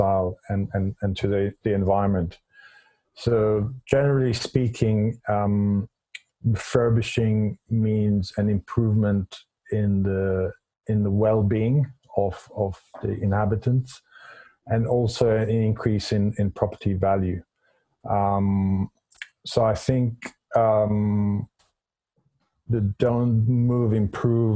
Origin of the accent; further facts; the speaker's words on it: Israel; moved away as an adult; now in London, United Kingdom; I'm originally from Israel. I came to London in 93